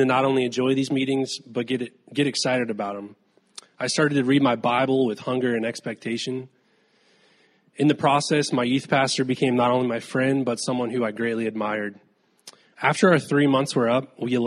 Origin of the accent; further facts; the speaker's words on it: Safety Harbor, Florida, United States; I was raised in Safety Harbor, Florida, by my single mom